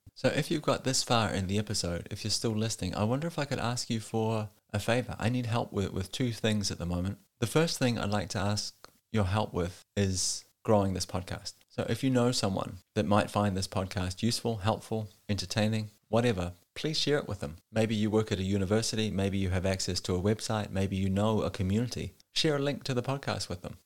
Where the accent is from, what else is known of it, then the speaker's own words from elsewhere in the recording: New Zealand; moved away as an adult; now in Denmark; born and raised in New Zealand, and I've been living in Denmark for the last twelve years